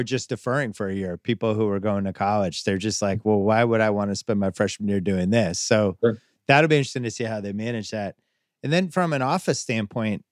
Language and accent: English; Boston, Massachusetts, United States; growing up in Boston in the 70s, early 80s